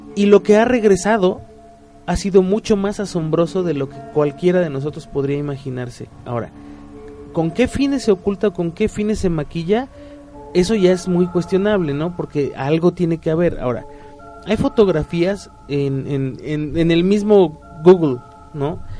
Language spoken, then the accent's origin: Spanish; Mexico; como mexicano promedio